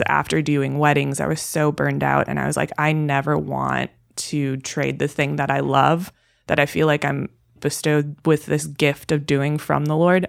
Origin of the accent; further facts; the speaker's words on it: Milwaukee, Wisconsin, United States; moved away as an adult; So, I'm originally born and raised in Wisconsin. I was born in Milwaukee specifically, and until I was 22 years old, I lived there.